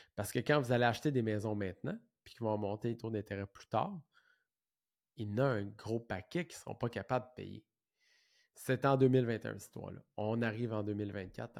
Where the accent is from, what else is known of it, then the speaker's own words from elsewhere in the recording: Saint-Jean-sur-Richelieu, Quebec, Canada; Je viens de Saint-Jean, comme j'ai dit tantôt. J'ai été élevé dans une petite maison mobile